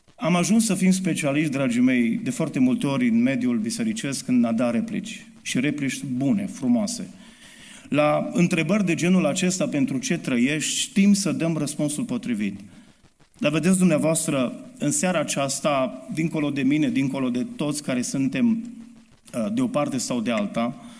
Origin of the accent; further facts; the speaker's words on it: Romania; sunt român 100%.